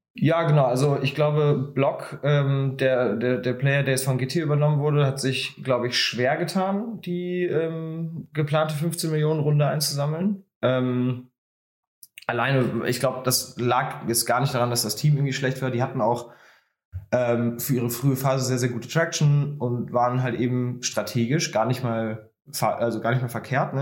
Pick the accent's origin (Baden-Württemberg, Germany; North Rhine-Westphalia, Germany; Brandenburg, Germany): North Rhine-Westphalia, Germany; Bonn; in einer Stadt wie jetzt Bonn, wo ich herkomme